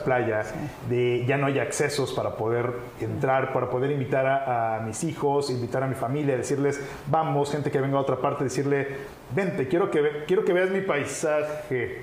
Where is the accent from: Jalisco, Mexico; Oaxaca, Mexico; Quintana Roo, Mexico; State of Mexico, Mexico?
Quintana Roo, Mexico; Cancún; nací en Cancún